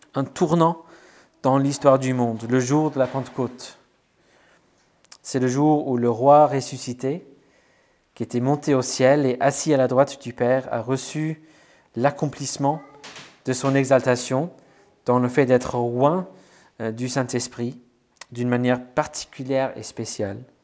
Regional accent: Wales, United Kingdom; moved away; chez moi au Pays de Galles

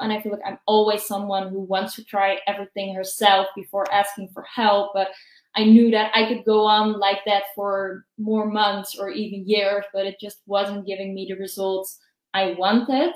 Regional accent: Netherlands; I'm from the Netherlands

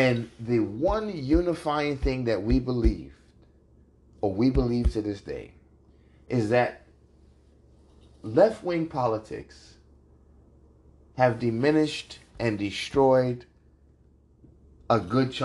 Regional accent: New York City, New York, United States; moved away as an adult; also born or lived in Brooklyn / Queens / the Bronx; now in Texas, United States; I was born in Manhattan. Think about it. Grew up near Fifth Avenue. Grew up near Chelsea

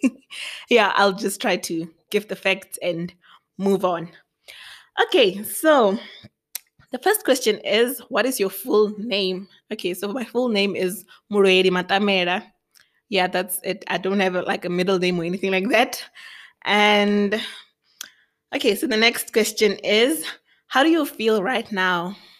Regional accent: Thohoyandou, Limpopo, South Africa; moved away as an adult; also born or lived in Matangari (birthplace); now in Pretoria, South Africa; I grew up in Limpopo

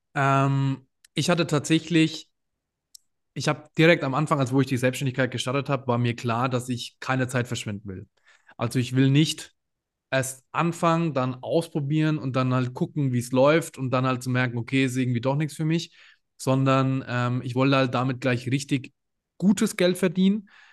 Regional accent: Würzburg, Bavaria, Germany; ich komme aus Würzburg

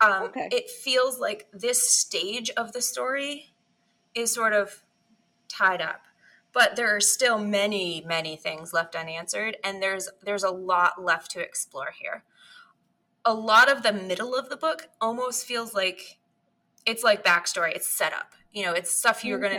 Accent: Bangor, Maine, United States; the Briar Patch in Bangor, which is my hometown bookstore.

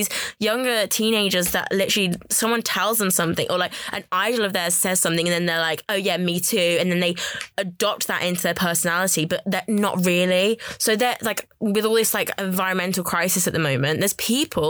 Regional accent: Birmingham, West Midlands, United Kingdom; I was from Birmingham

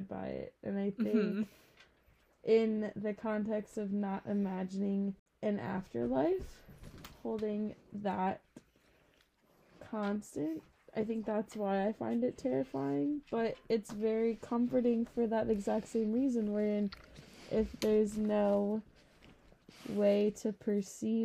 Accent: New York, United States; moved away; I go to Tulane, but I'm also from New York

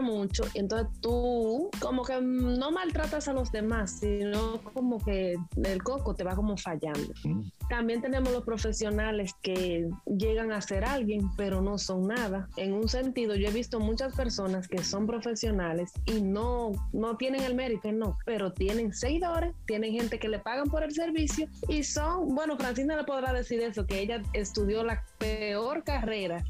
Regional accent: Dominican Republic; en mi país

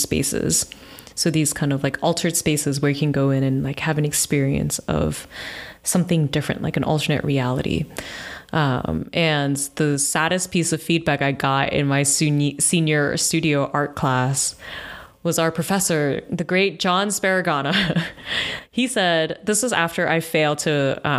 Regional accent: New York City, New York, United States; also born or lived in Houston, Texas; I grew up in New York. I was born in Manhattan, raised in Brooklyn, and my family's still here

